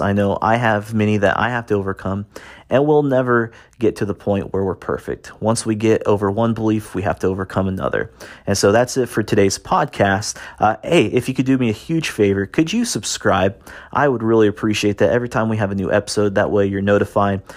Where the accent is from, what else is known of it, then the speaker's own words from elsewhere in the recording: Indiana, United States; I grew up in Indiana, in the United States, little farm town